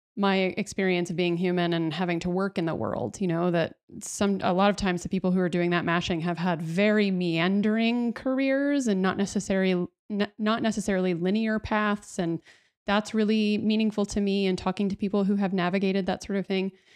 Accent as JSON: {"language": "English", "town": "Dallas", "region": "Texas", "country": "United States", "tie": "born or raised there", "said": "in Texas, I grew up in Dallas"}